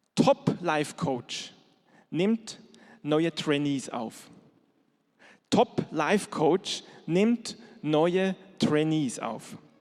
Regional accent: Switzerland; moved away; ich bin in der Schweiz groß geworden

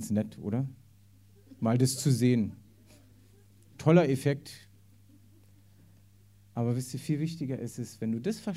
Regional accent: East Germany, Germany; Bei mir war es damals so, ich bin im Osten aufgewachsen da war sowieso mit Gott gar nichts am, also das wurde total unterdrückt.

